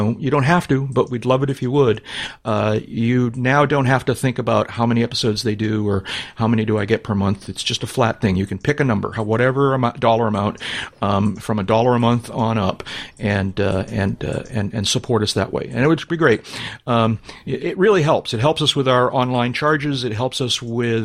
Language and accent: English; New England, United States; I'm from New England.